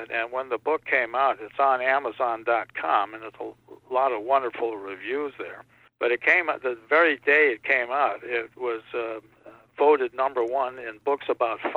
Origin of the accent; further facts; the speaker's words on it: Connecticut, United States; born there; when we moved to Connecticut and all my, all over the country, my dad was there for a while, but I was born in Connecticut.